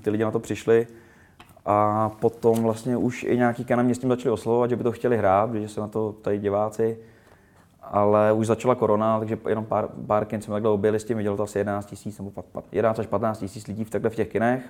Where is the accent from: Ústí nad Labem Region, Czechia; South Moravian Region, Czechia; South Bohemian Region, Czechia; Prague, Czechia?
Ústí nad Labem Region, Czechia; Rumburk; vyrůstal jsem prostě na malém městě v Rumburku